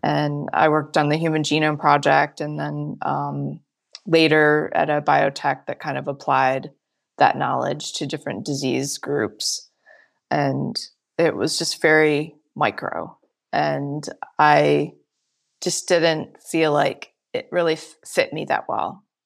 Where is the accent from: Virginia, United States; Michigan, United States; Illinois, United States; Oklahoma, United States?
Michigan, United States; moved away as an adult; now in California, United States; I grew up, born and raised in Michigan